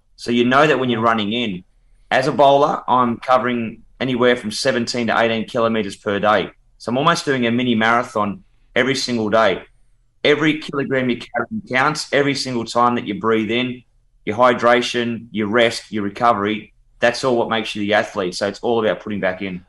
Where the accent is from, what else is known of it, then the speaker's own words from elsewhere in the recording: Australia; I'm very patriotic. I'm very proud of of Australia